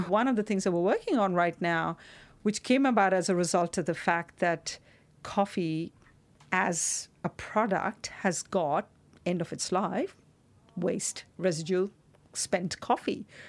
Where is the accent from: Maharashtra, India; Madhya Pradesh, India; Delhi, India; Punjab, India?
Maharashtra, India; Mumbai; moved away; growing up in Mumbai